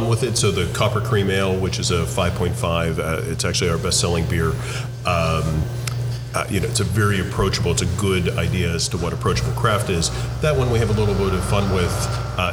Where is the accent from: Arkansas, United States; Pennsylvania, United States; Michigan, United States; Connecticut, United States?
Pennsylvania, United States; Pittsburgh; we grew up in Pittsburgh.